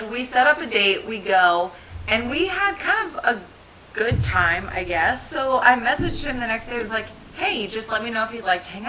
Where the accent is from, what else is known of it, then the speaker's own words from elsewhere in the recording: New Jersey, United States; Okay, I'm from Jersey, but I do not sound it unless I get mad.